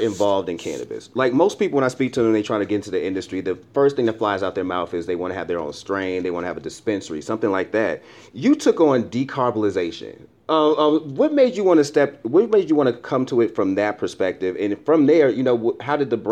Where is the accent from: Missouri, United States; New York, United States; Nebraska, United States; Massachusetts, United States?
Massachusetts, United States; Boston; my hometown, Boston